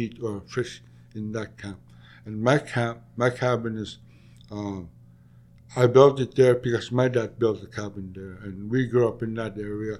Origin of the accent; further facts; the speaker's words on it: Middle Lake, near Taloyoak, Nunavut, Canada; My parents and I, like, we grew up on Middle Lake.